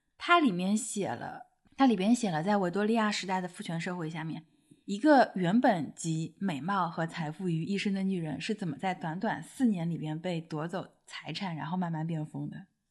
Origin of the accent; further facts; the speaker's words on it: Shanghai, China; 不过我们两个出生在上海，而且是独生子女